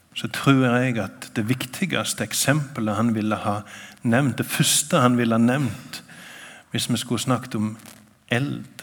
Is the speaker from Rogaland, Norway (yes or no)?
yes; Sokndal, Rogaland, Norway; now in Nærbø, Norway; jeg kommer fra Sokndal. Jeg bor på Nærbø